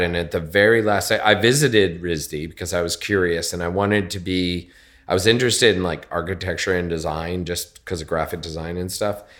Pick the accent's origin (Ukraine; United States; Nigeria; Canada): United States; Connecticut; moved away as an adult; also born or lived in West Coast; now in New York, United States; I was born in Connecticut, just outside of New York